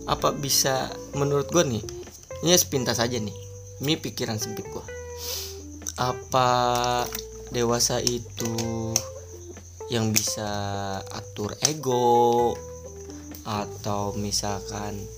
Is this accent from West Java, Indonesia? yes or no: yes; Ciamis, West Java, Indonesia; siapa sih yang nggak kenal … di kota gua nih terutama kota Ciamis daerahnya Cikoneng bos gitu kan